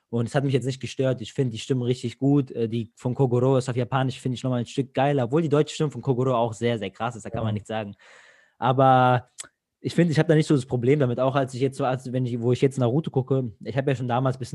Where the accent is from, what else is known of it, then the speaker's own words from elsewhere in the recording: Greece; now in Germany; Zum Beispiel jetzt ich als Grieche so, bei uns wird nichts synchronisiert im Fernseher in Griechenland